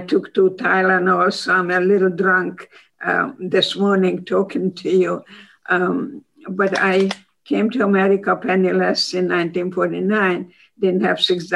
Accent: Hungary; English is a second language; moved away as an adult; also born or lived in Baltimore, Maryland; now in United States; I'm Hungarian

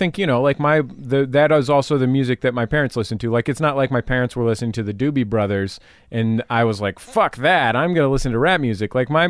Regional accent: San Francisco, California, United States; I'm from San Francisco, right? And I very sincerely grew up in the inner city.

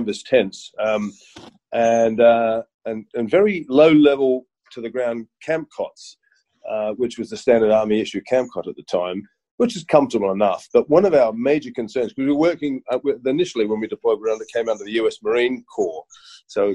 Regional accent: Sydney, New South Wales, Australia; moved away as an adult; I grew up in Sydney

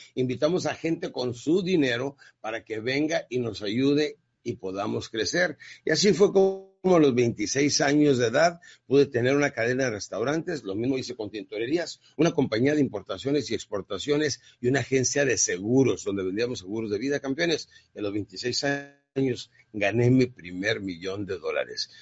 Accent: Ciudad Juárez, Chihuahua, Mexico; Yo crecí en Ciudad Juárez, Chihuahua

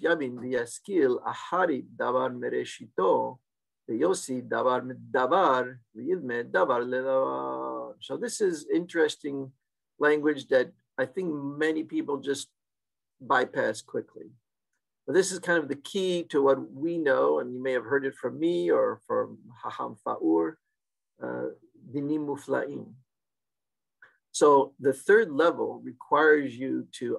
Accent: Seattle, Washington, United States; the Turkish synagogue I grew up in Seattle in the 1960s and early 70s

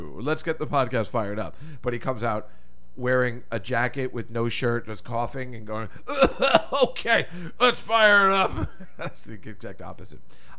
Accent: East Coast, United States; and I'm from the East Coast.

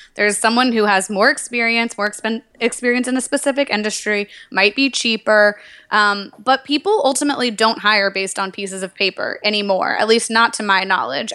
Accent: Nashville, Tennessee, United States; moved away; I'm from Nashville, Tennessee originally

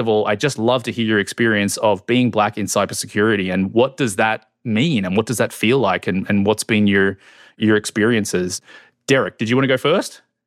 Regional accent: Australia; moved away as an adult; now in United States; I'm from Australia. So I didn't grow up in the U S, although I've lived here for fifteen years.

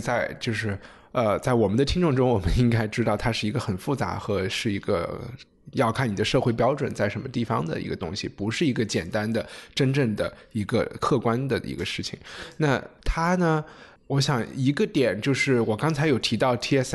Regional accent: China; 我们中国人

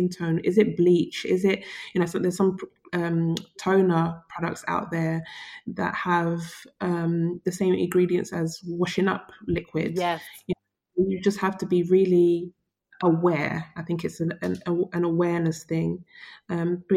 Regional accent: United Kingdom; Black British women

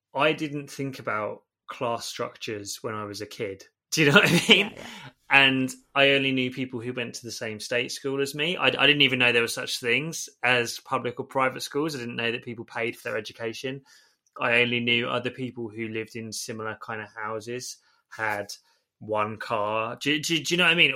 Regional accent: Stevenage, East of England, United Kingdom; also born or lived in Holloway, London; now in London, United Kingdom; I still lived where I grew up in Stevenage

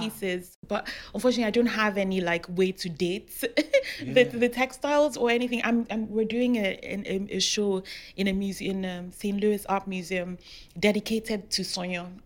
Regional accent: Rivers State, Nigeria; moved away; also born or lived in Lagos; I'm from River State, and some some of the fabrics we we wear have animal heads on them

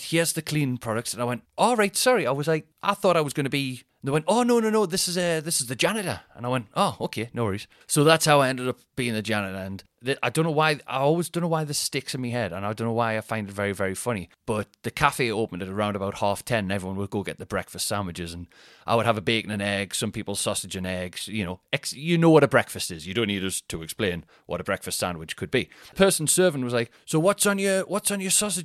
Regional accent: Newcastle upon Tyne, North East England, United Kingdom; accent: Newcastle accent; Geordie; I'm from Newcastle.

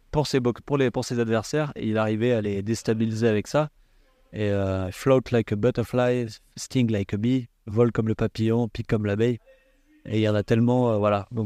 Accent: south of France, France; moi je suis originaire du, sud de la France et j'ai commencé la boxe à l'âge de 11 ans dans un petit club associatif au Canet Rocheville.

